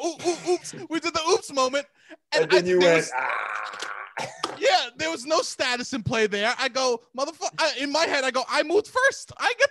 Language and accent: English; New York City, New York, United States; And I'm from Staten Island.